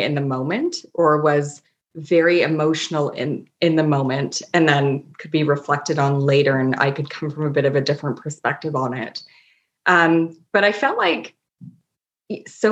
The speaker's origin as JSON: {"language": "English", "town": "Toronto", "region": "Ontario", "country": "Canada", "moved": "yes", "lives_now": "Nova Scotia, Canada", "said": "I'm from Toronto"}